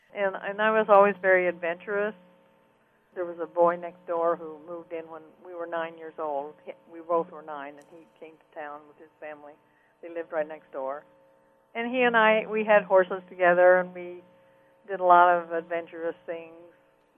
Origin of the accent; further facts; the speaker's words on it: Panama; And then I became a fine artist as I grew up in Panama. I started painting scenes. But in my little town, I was very good in art from the time I was 6 years old.